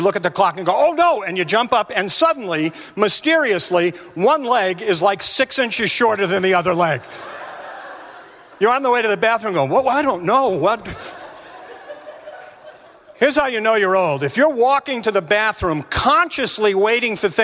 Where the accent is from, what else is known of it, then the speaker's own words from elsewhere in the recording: West Bridgewater, Massachusetts, United States; I grew up in New England, Massachusetts, grew up down in West Bridgewater